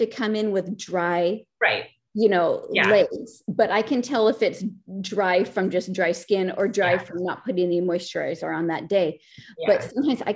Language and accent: English; Seattle, Washington, United States; now in Los Angeles, United States; Even though I live in Los Angeles now, I'm from Seattle